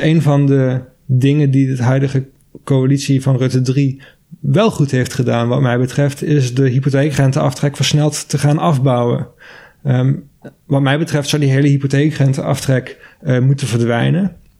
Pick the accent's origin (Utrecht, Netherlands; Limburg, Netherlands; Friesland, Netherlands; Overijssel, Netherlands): Limburg, Netherlands; Maastricht; ik kom zelf uit Maastricht